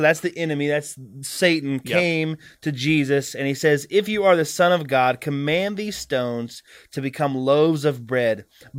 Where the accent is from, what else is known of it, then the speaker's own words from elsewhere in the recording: the South, United States; I grew up in the South.